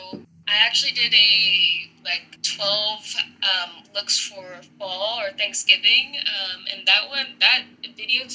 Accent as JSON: {"language": "English", "town": "Nashville", "region": "Tennessee", "country": "United States", "tie": "born or raised there", "said": "I was born and raised."}